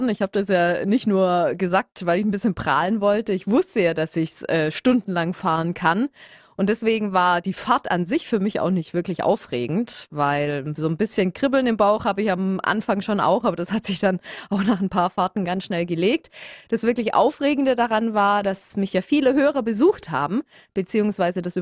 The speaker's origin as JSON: {"language": "German", "town": "Stuttgart", "region": "Baden-Württemberg", "country": "Germany", "said": "Und ich bin ein Stuttgarter Mädchen, deswegen bin ich auch privat ständig immer auf dem Wasen"}